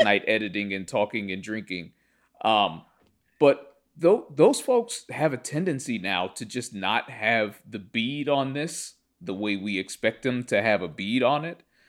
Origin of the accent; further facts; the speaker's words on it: Pittsburgh, Pennsylvania, United States; also born or lived in Atlanta / Cincinnati / Cleveland; I grew up in Pittsburgh, the seat of Allegheny County, uh, where I currently live today